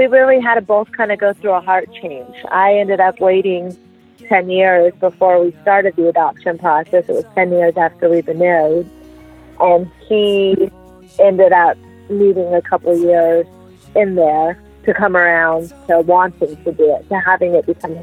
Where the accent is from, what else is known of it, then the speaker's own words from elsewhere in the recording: Las Vegas, Nevada, United States; moved away as an adult; now in San Francisco, United States; I live in San Francisco right now. I grew up in Las Vegas, but we've been here in the Bay Area for the last 11 years.